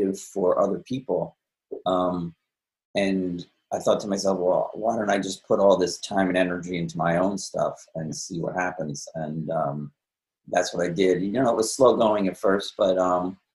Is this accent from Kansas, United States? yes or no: no; Holmdel, New Jersey, United States; moved away as an adult; also born or lived in Manhattan, New York; now in Aberdeen, United States; I was born in Jersey City, but then shortly after that, we moved to Homedale